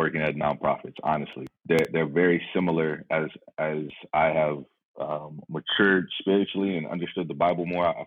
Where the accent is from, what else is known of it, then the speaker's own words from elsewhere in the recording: Dallas, Texas, United States; moved away as an adult; now in Austin, United States; I'm originally from Dallas, Texas